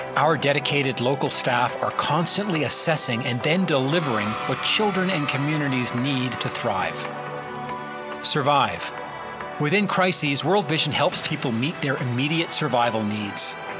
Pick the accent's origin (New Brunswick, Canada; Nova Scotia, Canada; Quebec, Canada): New Brunswick, Canada; Moncton; growing up in Moncton, New Brunswick, I had about a two kilometer walk to school